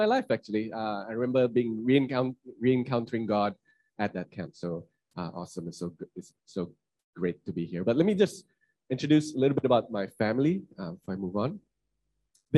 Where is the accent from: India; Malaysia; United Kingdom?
Malaysia; Kuching, Sarawak; moved away as an adult; also born or lived in Kuala Lumpur; I'm from Kuching, Sarawak.